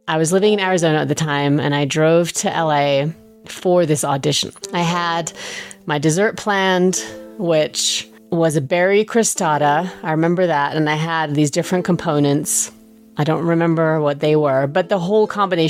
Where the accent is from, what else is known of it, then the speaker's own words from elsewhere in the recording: England, United Kingdom; moved away; when I was growing up in England, we went to an Indian restaurant maybe every other week